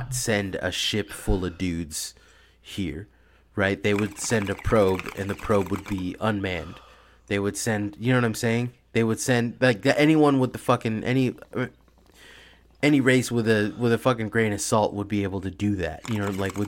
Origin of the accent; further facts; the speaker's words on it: Bay Area, California, United States; I've grown up in like the Bay Area my whole life